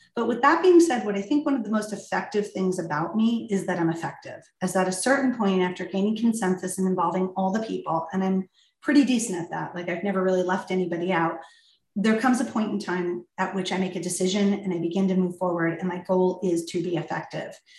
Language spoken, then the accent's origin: English; Ridgewood, New Jersey, United States; moved away as an adult; I was born in Ridgewood, raised in Ridgewood, uh, and moved back here to raise my own family